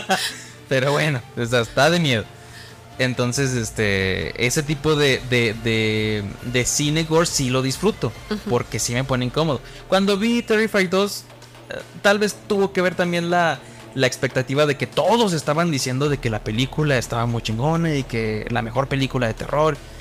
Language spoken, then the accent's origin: Spanish; Mexico